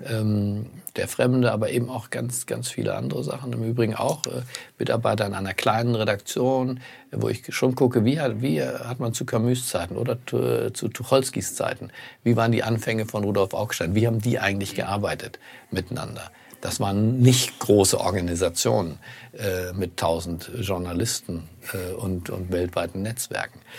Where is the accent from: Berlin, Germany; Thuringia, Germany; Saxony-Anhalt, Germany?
Berlin, Germany; born there; In Berlin, in meinem Geburtsort, die Spree, verbindet die relevanten